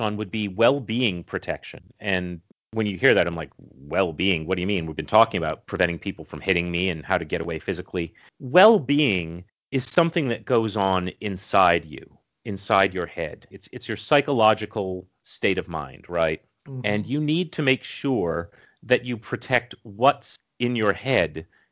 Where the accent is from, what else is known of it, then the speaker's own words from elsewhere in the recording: New England, Massachusetts, United States; I'm from New England